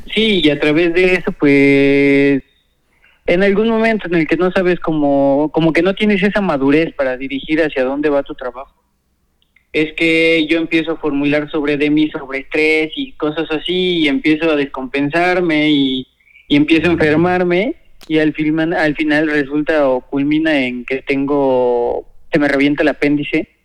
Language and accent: Spanish; Puebla, Mexico; also born or lived in Guadalajara; soy originario de aquí de Puebla. Eh, nací aquí en Puebla